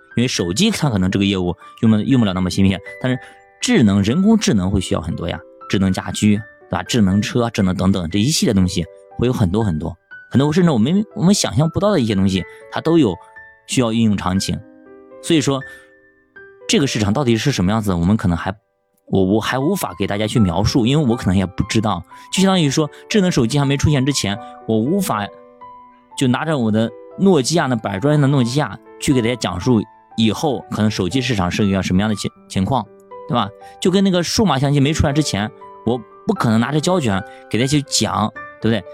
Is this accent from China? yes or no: yes; China; 我们中国人